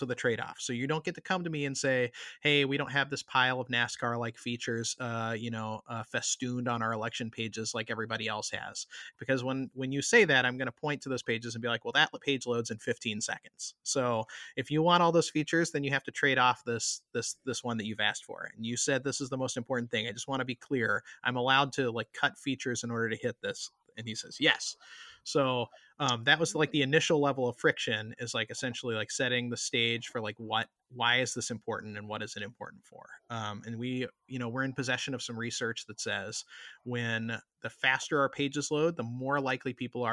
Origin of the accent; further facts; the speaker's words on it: South Georgia, United States; now in Washington, D.C., United States; I grew up in South Georgia